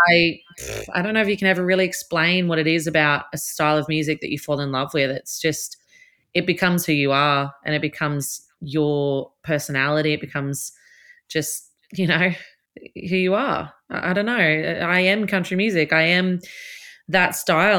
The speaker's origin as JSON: {"language": "English", "town": "Newcastle", "region": "New South Wales", "country": "Australia", "tie": "born or raised there", "said": "my hometown is a lot to do with me as an artist"}